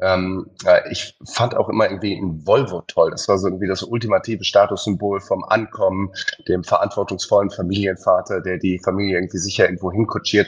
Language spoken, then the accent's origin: German; Heidelberg, Baden-Württemberg, Germany; ich bin in Heidelberg groß geworden